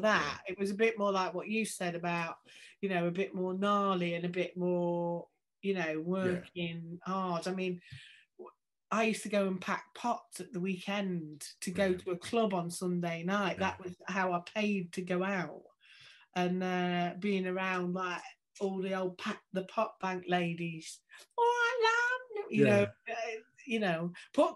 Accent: Stoke-on-Trent, West Midlands, United Kingdom; I'm from Stoke-on-Trent

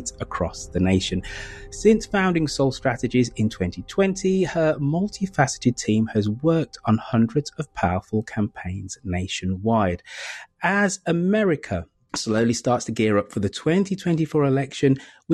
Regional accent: United Kingdom; being a Brit

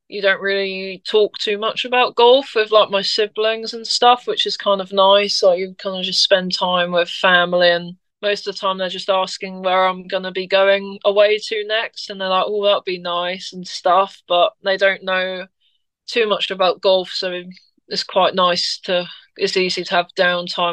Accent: United Kingdom; being British

